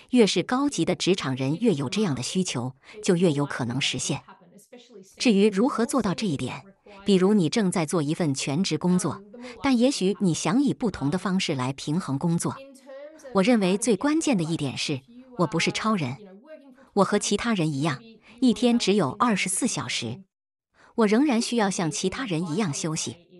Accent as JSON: {"language": "Chinese", "town": "Melbourne", "region": "Victoria", "country": "Australia", "tie": "born or raised there", "said": "我出生在墨尔本的城市中心"}